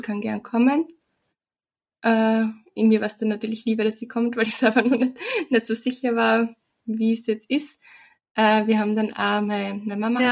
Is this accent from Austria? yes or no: yes; Austria; bei uns in Österreich